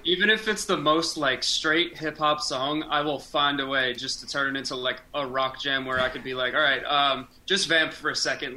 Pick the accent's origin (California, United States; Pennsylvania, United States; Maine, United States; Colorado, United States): Pennsylvania, United States; Scranton; now in Pittsburgh, United States; I grew up in Scranton, so when I moved out here